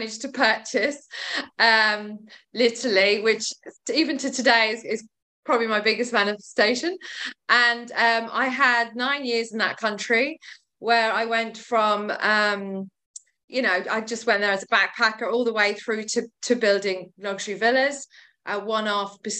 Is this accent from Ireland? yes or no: yes; Ireland; also born or lived in West Sussex; now in Brighton, United Kingdom; I'm Irish and my mother cleaned stately homes